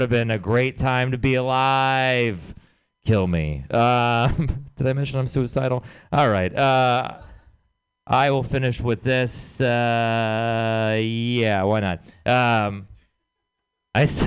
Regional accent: Texas, United States; I'm from Texas

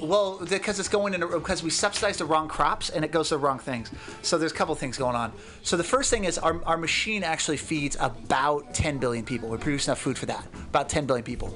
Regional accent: the Northwest, Pacific Northwest, United States; now in California, United States; I grew up in the Northwest with, uh, like my family.

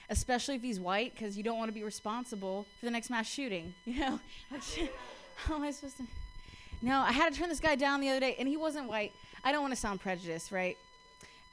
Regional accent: Columbus, Ohio, United States; now in San Francisco, United States; I'm from Columbus. I was raised by, like, lesbian parents in the Midwest.

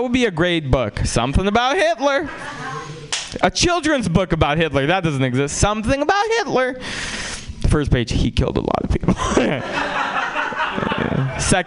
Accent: San Francisco, California, United States; also born or lived in Russia; I grew up in San Francisco

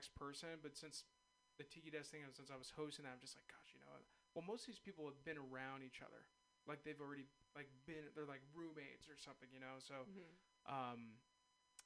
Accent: San Ramon, California, United States; now in San Francisco, United States; I am a native. I'm from San Ramon, Castro Valley area

